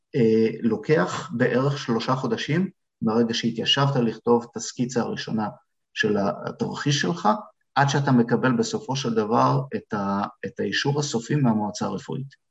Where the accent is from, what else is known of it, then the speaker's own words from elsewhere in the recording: Israel; moved away as an adult; now in Canada; אנחנו כישראלים, כפרמדיקים